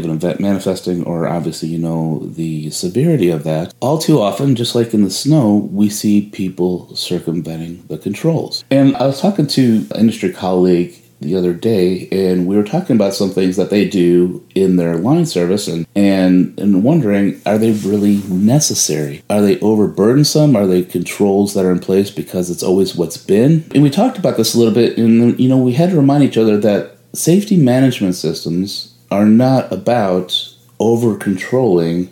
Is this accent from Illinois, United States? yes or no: yes; Chicago, Illinois, United States; moved away as an adult; now in Houston, United States; I am from Chicago and moved down here to Houston, Texas, where snow is obviously rare